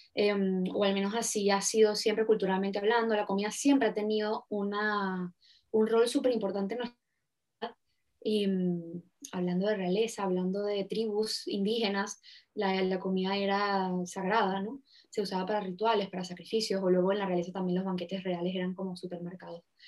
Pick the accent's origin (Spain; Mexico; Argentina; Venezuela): Venezuela; en Venezuela, en mi país